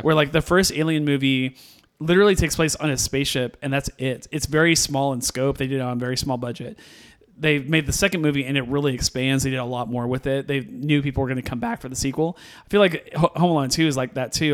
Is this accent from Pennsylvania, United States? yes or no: no; Missouri, United States; we're from Missouri